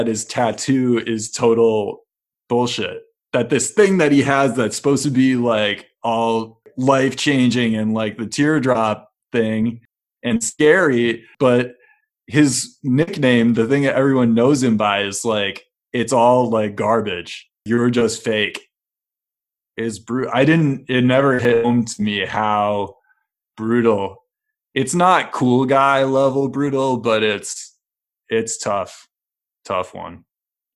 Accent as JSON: {"language": "English", "town": "Milwaukee", "region": "Wisconsin", "country": "United States", "tie": "born or raised there", "said": "I drank a lot of Five Alive growing up in Milwaukee."}